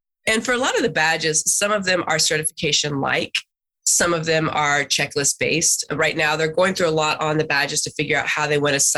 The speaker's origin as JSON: {"language": "English", "region": "Texas", "country": "United States", "said": "being a Texan"}